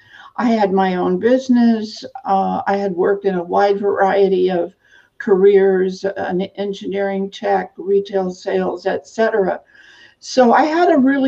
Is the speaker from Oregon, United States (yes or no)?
yes; Eastern Oregon, United States; I actually grew up on a farm / ranch in Eastern Oregon